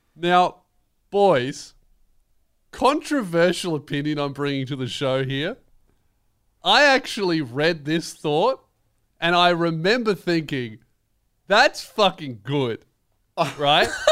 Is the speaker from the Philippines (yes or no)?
no; Melbourne, Victoria, Australia; I'm from Melbourne.